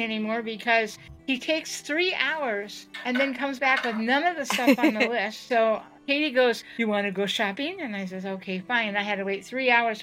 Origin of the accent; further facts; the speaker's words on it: the South, United States; accent: southern; You'll be hearing my southern accent